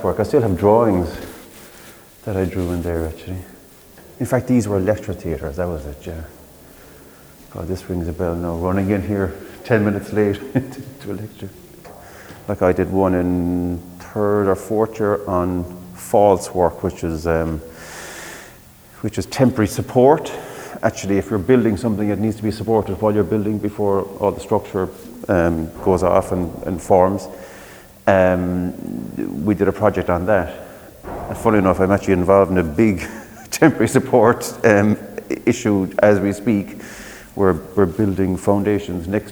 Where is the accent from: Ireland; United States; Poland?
Ireland; Midleton, Munster; I'm from Middleton originally